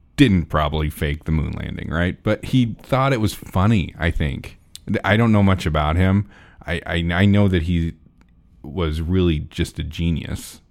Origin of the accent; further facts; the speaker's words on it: Nebraska, United States; I grew up in Nebraska